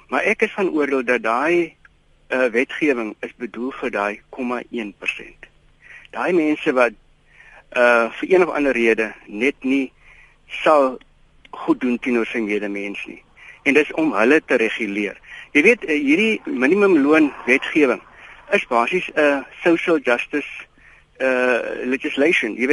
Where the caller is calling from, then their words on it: Eastern Cape, South Africa; Môre net, ehm um, ja, ek is anoniem van die Ooskaap.